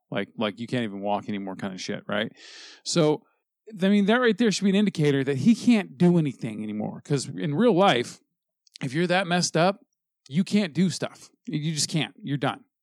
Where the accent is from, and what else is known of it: United States